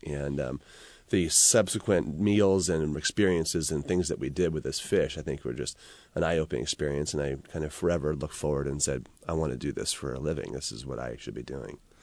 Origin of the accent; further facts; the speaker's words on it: San Francisco Bay Area, California, United States; moved away as an adult; also born or lived in Singapore; now in Seattle, United States; I was a Bay Area kid